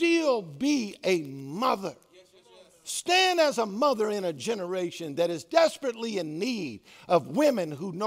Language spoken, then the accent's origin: English; the South, United States; I was raised in the South and everything that comes with that.